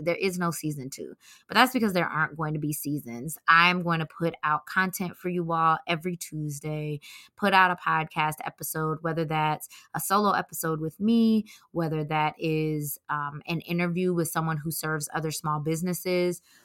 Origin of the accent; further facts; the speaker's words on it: Atlanta, Georgia, United States; moved away; I'm from Atlanta